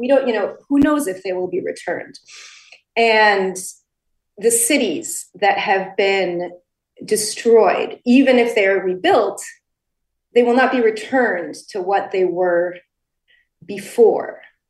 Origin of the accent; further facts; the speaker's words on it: Connecticut, United States; I grew up in the United States, and actually I grew up in Connecticut precisely because all four of my Ukrainian grandparents in 1943, in the midst of World War II, were forced to leave their homeland.